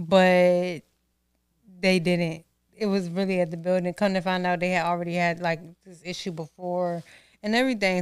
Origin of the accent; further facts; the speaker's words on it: Norfolk, Virginia, United States; growing up in Norfolk